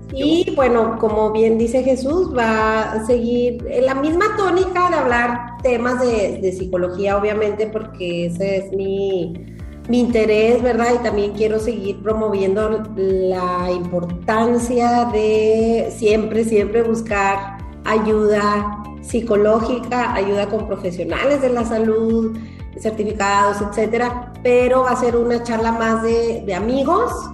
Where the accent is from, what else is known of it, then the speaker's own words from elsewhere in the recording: Chihuahua, Mexico; moved away as an adult; also born or lived in Málaga, Spain; now in Chile; en la ciudad de Chihuahua, de donde yo soy originaria